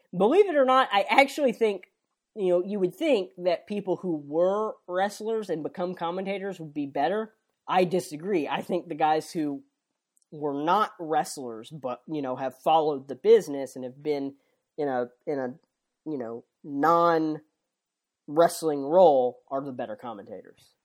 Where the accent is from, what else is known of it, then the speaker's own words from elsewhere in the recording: San Antonio, Texas, United States; I am from the Alamo City.